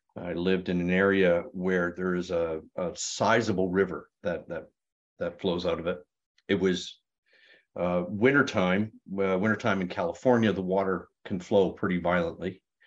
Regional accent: Sarnia, Ontario, Canada; moved away; Sarnia, Ontario, Canada. And I went, "Oh my God, that's my hometown."

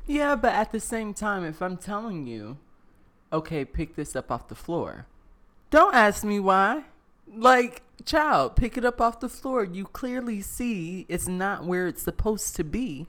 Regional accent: the South, United States; I'm from the South

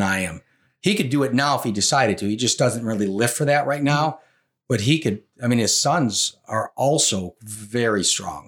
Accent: Rochester, New York, United States; I grew up in Rochester, New York

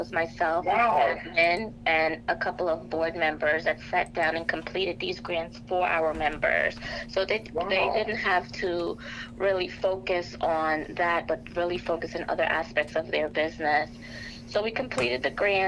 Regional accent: New York City, New York, United States; moved away as an adult; also born or lived in Trinidad; now in Delaware, United States; I grew up in Brooklyn, New York, so I went to Prospect Heights High School in Brooklyn.

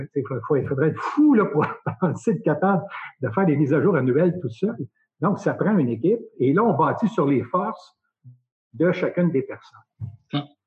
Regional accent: Nicolet, Quebec, Canada; also born or lived in Saskatchewan; je suis natif de Nicolette. Donc, Nicolette, c'est sur la rive sud, en face de Trois-Rivières

